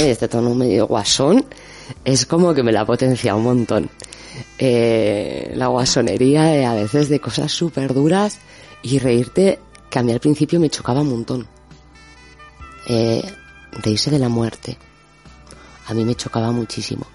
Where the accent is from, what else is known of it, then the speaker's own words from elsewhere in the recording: Basque Country, Spain; moved away; also born or lived in Argentina / Peru; soy vasca y que estudié ingeniería